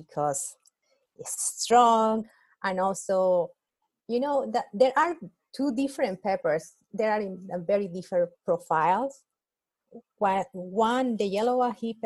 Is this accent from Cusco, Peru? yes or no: yes; Cusco, Peru; now in United States; business in my hometown in Cusco